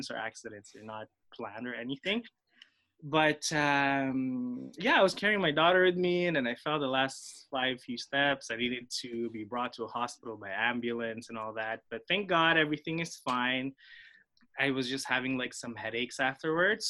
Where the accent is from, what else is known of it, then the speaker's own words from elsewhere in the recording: Philippines; first language Filipino; English is a second language; now in Montreal, Canada; when I grew up in the Philippines, I was just, you know, I'm a Filipino in the Philippines, surrounded by Tagalog-speaking people